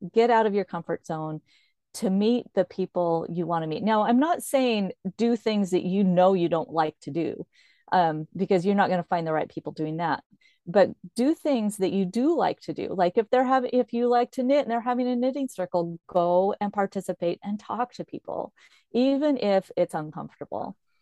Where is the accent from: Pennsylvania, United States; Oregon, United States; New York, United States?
Oregon, United States; Corvallis; moved away as an adult; I'm from Corvallis, Oregon.